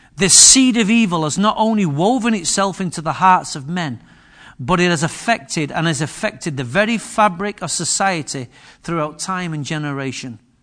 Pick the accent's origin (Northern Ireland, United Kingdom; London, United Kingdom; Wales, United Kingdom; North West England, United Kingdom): North West England, United Kingdom; Manchester; also born or lived in Wythenshawe / Moss Side; But I was born in Higher Openshaw, Manchester. And I've been raised in some of the most posher parts of Manchester that you could ever imagine.